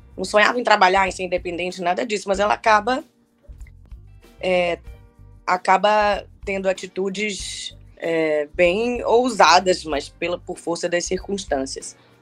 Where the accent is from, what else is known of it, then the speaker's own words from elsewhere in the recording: Salvador, Bahia, Brazil; moved away as an adult; Lá em Salvador, eu sou da Bahia, né? Morei lá até os meus 24 anos.